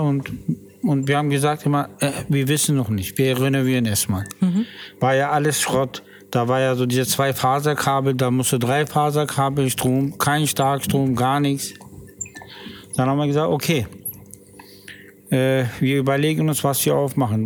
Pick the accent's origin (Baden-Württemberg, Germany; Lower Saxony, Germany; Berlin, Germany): Berlin, Germany; ich bin ja in Berlin geboren, in U-Bahn-Krankenhaus